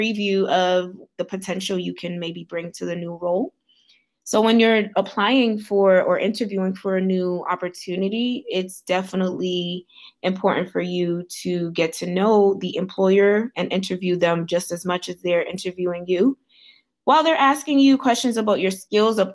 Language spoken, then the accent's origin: English; Boston, Massachusetts, United States; also born or lived in Haiti; I am from Boston, Massachusetts. I am Haitian by birth